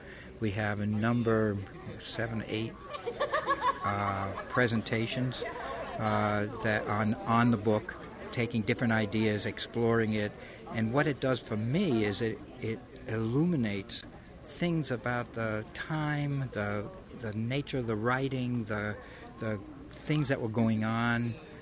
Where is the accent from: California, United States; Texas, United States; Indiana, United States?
California, United States; Santa Cruz; I'm from Santa Cruz.